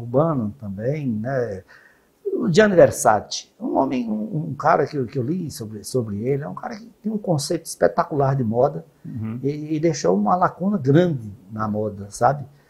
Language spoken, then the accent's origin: Portuguese; Northeast Region, Brazil; nós, no Nordeste